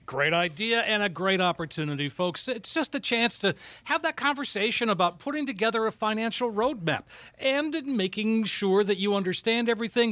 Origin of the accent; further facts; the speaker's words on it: Minnesota, United States; I'm from Minnesota